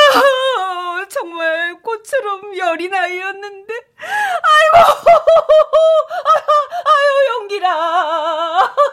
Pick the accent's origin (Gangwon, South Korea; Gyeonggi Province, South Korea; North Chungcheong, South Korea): Gyeonggi Province, South Korea; Paju; 파주 출신이잖아.